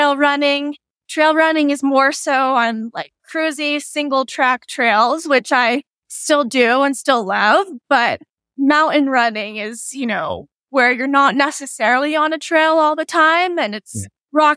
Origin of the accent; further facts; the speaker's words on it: Front Range, Colorado, United States; also born or lived in upstate New York; I was born and raised on the Front Range in Colorado, which is kind of what we refer to as like the, you know, Denver Boulder area